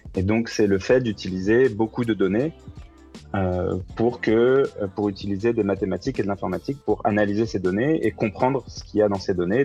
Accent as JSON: {"language": "French", "country": "France", "moved": "as an adult", "lives_now": "Montreal, Canada", "said": "je suis français, j'ai fait mes études en France et je suis venu au Canada en janvier 2019"}